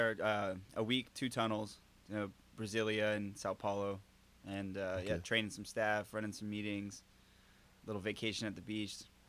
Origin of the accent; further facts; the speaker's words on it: South Florida, United States; I grew up in South Florida on the beach